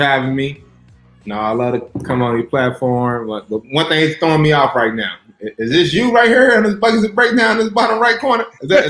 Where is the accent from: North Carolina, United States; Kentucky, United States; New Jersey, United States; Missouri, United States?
Kentucky, United States; moved away; growing up in Kentucky, it's just straight basketball all day.